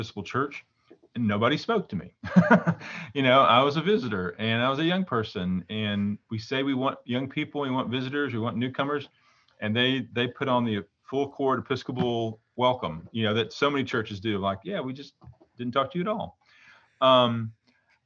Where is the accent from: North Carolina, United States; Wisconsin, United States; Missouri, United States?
Missouri, United States; Southeast; So I grew up in the Southern Baptist tradition and in a small town in Southeast Missouri